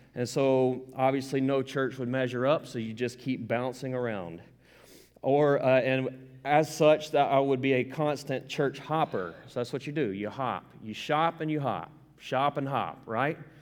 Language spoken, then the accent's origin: English; the South, United States; I'm from the South. I don't apologize for it. I'm right proud of it